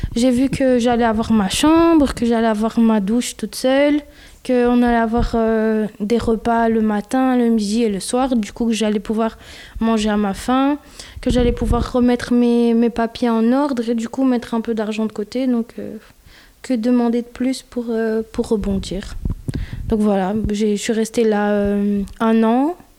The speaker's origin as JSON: {"language": "French", "country": "Belgium", "tie": "born or raised there", "said": "je suis née en Belgique"}